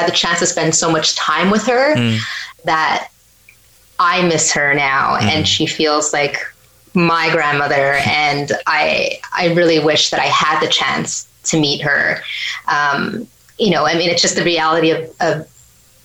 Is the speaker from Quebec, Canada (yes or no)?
yes; Kahnawake, Quebec, Canada; I'm from Ganawagi